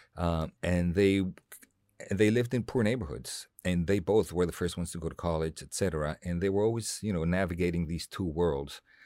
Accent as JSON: {"language": "English", "region": "Mexico City", "country": "Mexico", "tie": "born or raised there", "second_language": "English", "moved": "as an adult", "lives_now": "Los Angeles, United States", "said": "growing up in Mexico City, going to this American school"}